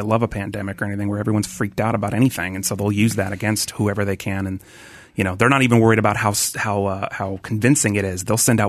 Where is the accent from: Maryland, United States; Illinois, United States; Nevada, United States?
Nevada, United States; Tahoe area of northern; moved away as an adult; also born or lived in Westlake; now in Los Angeles, United States; I was born in Westlake, but I grew up in like Tahoe area of northern Nevada.